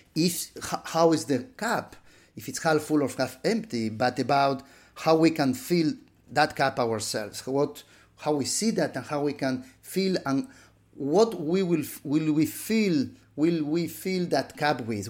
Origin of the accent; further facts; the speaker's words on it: Buenos Aires, Argentina; moved away; living in my hometown of, uh, Buenos Aires, a middle-class boy